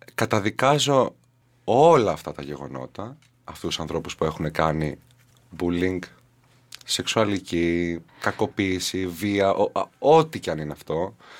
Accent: Katerini, Central Macedonia, Greece; moved away; Γεννήθηκα και μεγάλωσα στην Κατερίνη

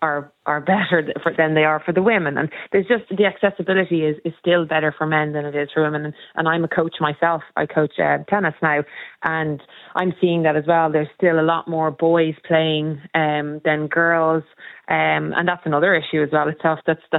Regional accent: Dublin, Leinster, Ireland; growing up in Dublin

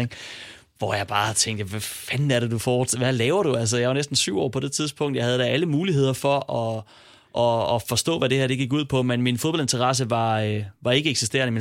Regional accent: Silkeborg, Central Denmark Region, Denmark; jeg er fra Silkeborg

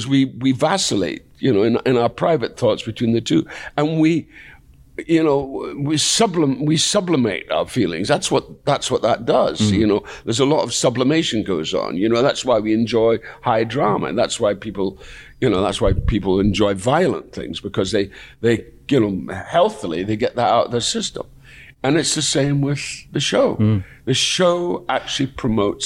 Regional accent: Dundee, Scotland, United Kingdom; going back to my hometown

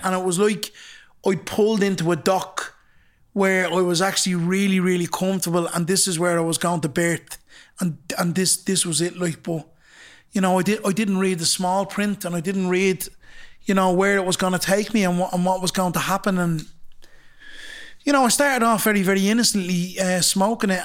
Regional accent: Dublin, Leinster, Ireland; also born or lived in Temple Bar, Dublin; I come from Ballymun

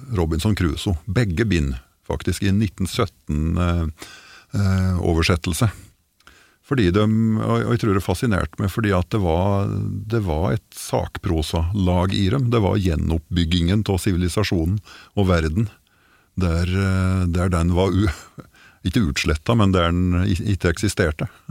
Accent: Gudbrandsdalen, Innlandet, Norway; accent: Døla (Gudbrandsdal dialect); Jeg har aldri helt forlatt dialekta

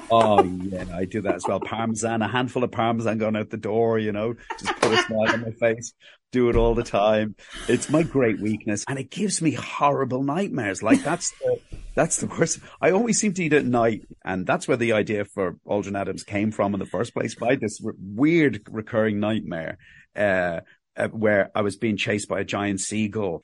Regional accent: Ireland; accent: Cockney; also born or lived in England; I was born, I was born in England and we moved to Ireland in the, the late seventies, early nineteen eighties

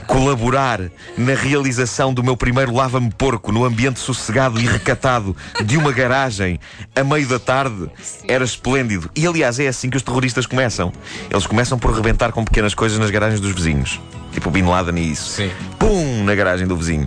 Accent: Lisbon, Portugal; nos bairros de Benfica, onde cresci

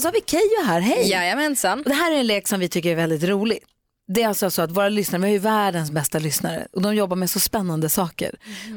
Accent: Luleå, Norrbotten County, Sweden; Jag är ju uppvuxen i Luleå

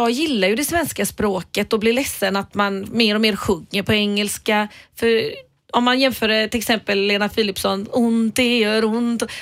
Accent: Gothenburg, Västra Götaland, Sweden; jag är ju bara från Biskopsgården, vet du. Blattespråket.

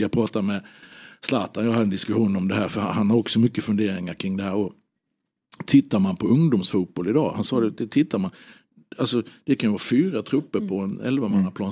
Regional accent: Halmstad, Halland County, Sweden; also born or lived in Norrköping; jag hade honom som gympalärare på, på Hallägarskolan hemma i Halmstad

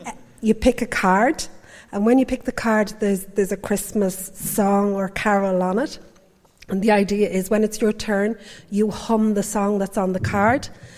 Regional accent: Swords, Leinster, Ireland; I'm from Swords, so not too far.

